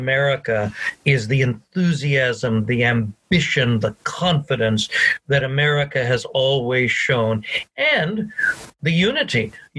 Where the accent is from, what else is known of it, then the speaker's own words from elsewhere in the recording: United States; now in Scotland; So there was always this thing that brought us together as an American people. So what is different in Scotland and in Europe is not the big things culturally, it's the small things.